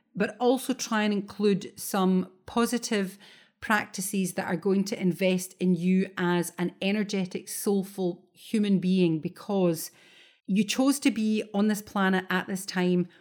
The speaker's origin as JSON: {"language": "English", "region": "Scotland", "country": "United Kingdom", "said": "as a Scot, it's always raining in Scotland"}